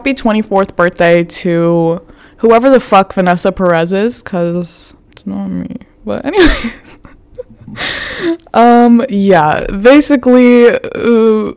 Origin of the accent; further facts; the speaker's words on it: Florida, United States; I'm from Florida